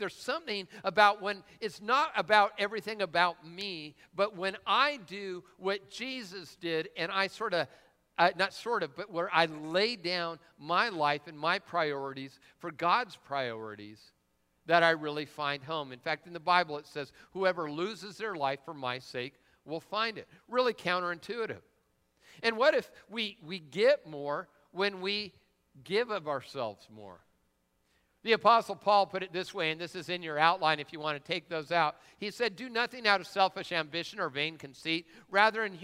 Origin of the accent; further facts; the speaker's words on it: Lakewood, United States; I'm from Lakewood